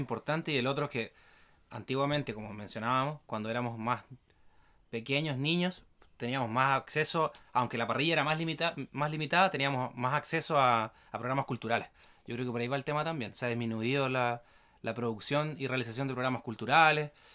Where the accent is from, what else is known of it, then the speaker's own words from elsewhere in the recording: Villarrica, Araucanía, Chile; nosotros eh, nos criamos acá en Villarrica, en la novena región